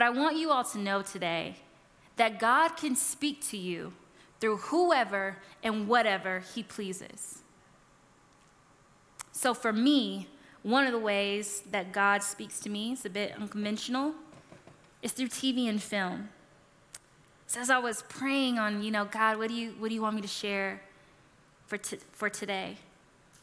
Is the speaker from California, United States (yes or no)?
yes; California, United States; now in Colorado, United States; I'm from California